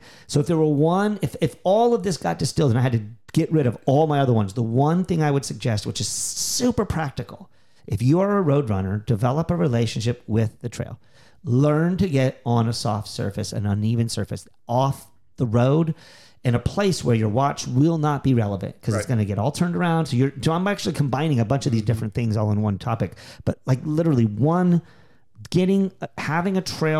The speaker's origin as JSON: {"language": "English", "region": "Texas", "country": "United States", "tie": "born or raised there", "also_born_or_lived": "Philadelphia, United States", "said": "We moved from the Northeast, from Philadelphia area, from Pennsylvania area, to Texas. I started running much more seriously. I was like 7 years old"}